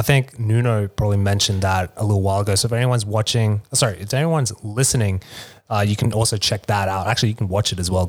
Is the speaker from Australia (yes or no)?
yes; Australia; now in Vietnam; I'm Australian